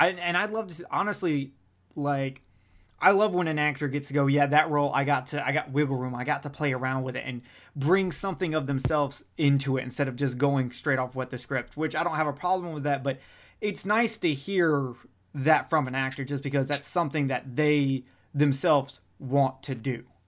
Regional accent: Alabama, United States; I'm from Alabama

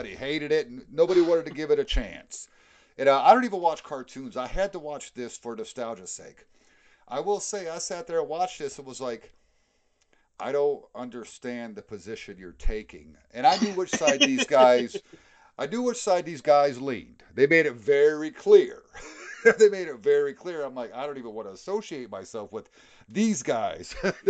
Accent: Germany; born there; I mean, I was born in Germany. I mean, I'm American. I was born to American parents.

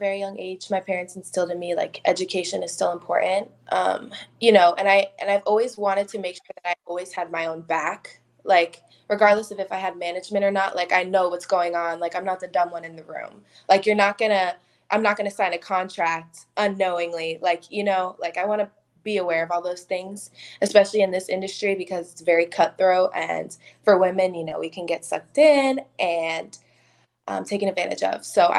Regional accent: New York, United States; I'm from New York, but I've lived in a whole bunch of different places.

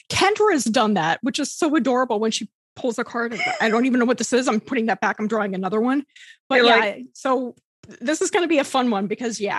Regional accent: New York, United States; the New Yorker.

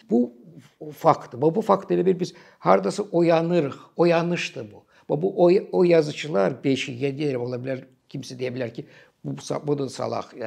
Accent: Azerbaijan

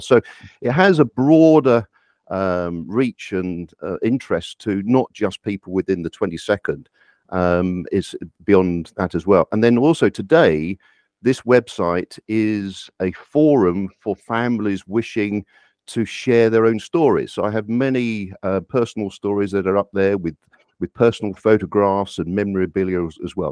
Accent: United Kingdom; I'm, I live here, I'm, I am British. I've born, uh, lived here all my life

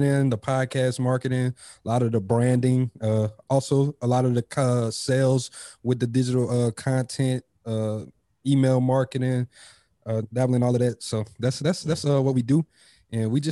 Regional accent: Opelousas, Louisiana, United States; moved away as an adult; now in Dallas, United States; I am from Opelousas, Louisiana

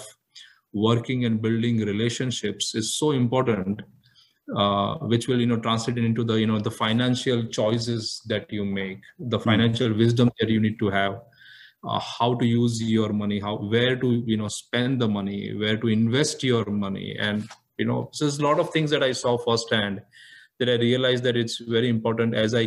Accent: Mumbai, Maharashtra, India; born, brought up, everything in Bombay

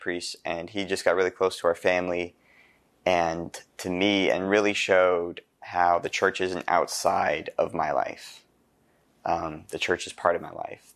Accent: Carlisle, Pennsylvania, United States; I'm from Saint Patrick's Church in Carlisle

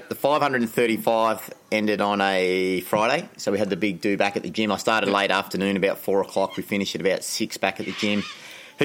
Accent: Anglesea, Victoria, Australia; I grew up in Anglesey

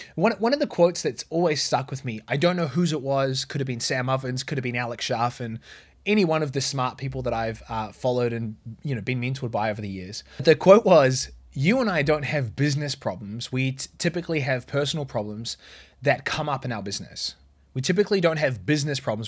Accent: New Zealand; moved away; where I grew up in New Zealand.

